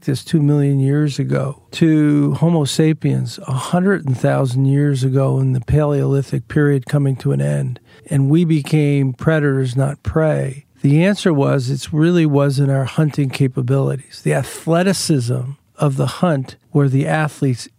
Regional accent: Long Island, New York, United States; growing up on Long Island

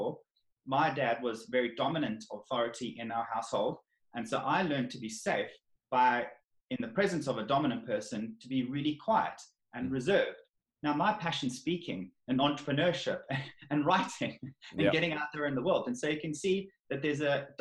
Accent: South Africa; moved away as an adult; now in England; I'm from South Africa

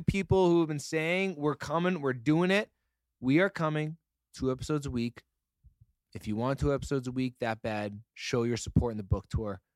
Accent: Canada; We're Canadian. We say it a little

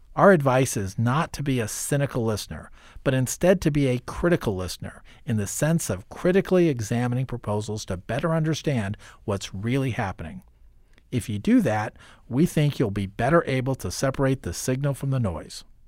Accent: Iowa, United States; as a kid growing up in Iowa

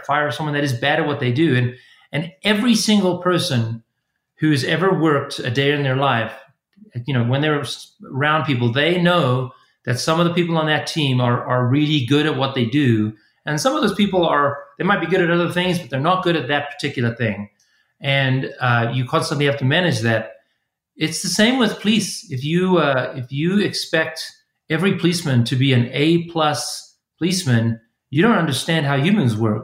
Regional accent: Pretoria, Gauteng, South Africa; moved away as an adult; also born or lived in Kingston, Ontario, Canada; now in United States; I grew up actually in a pretty intense place. It is the city called Pretoria, South Africa.

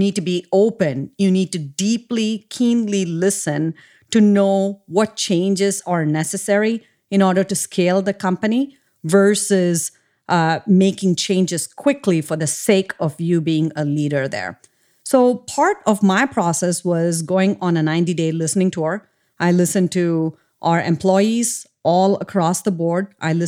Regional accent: India; So I grew up in India, and I grew up in a super small town.

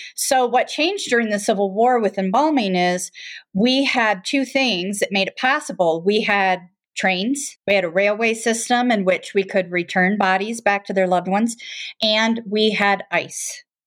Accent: Michigan, United States; now in Colorado, United States; I, um, am originally from Michigan, but have lived in Colorado since nineteen eighty-two

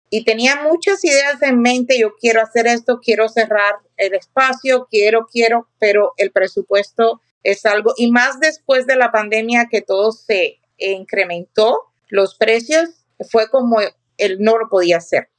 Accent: Cuba; moved away as an adult; now in Riverside County, United States; En Cuba, que vengo de Cuba, yo era maestra y cuando llegué a este país

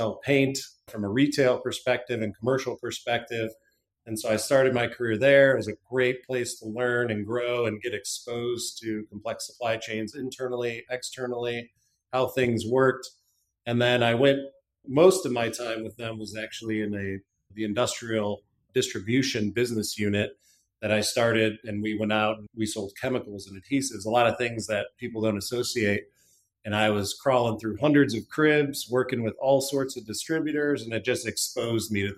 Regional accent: Cleveland, Ohio, United States; also born or lived in Tennessee; I grew up in Cleveland, Ohio, lived most of my youth, or lived all of my youth there

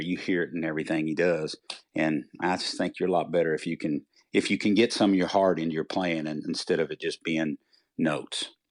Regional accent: Leitchfield, Kentucky, United States; moved away; also born or lived in Nashville area; I came from Litchfield, Kentucky

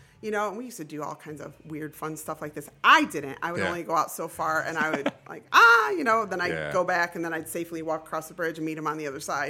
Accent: Florida, United States; her and I grew up in Florida together and became the bestest of friends.

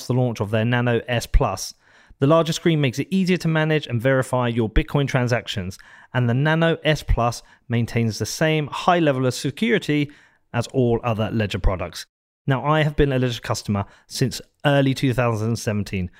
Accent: United Kingdom; Coming from the UK

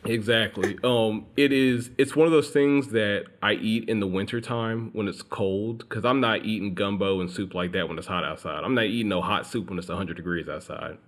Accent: Alabama, United States; I grew up in Alabama

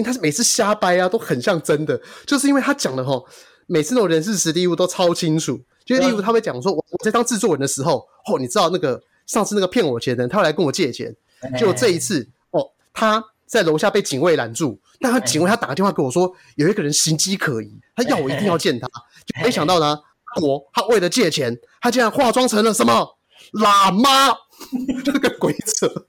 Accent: Shuishang, Chiayi County, Taiwan; 那个呃北回归线它经过就嘉义水上乡了。哦，那就我的故乡。

